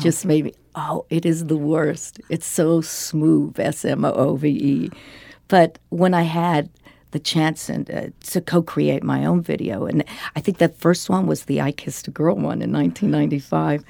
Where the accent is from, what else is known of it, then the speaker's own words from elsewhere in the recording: Denver, Colorado, United States; this was in the seventies growing up in Denver